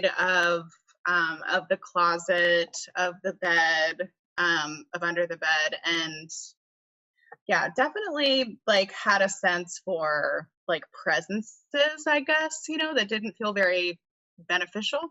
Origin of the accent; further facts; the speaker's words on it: Charlotte, North Carolina, United States; I was born and raised in Charlotte and I never left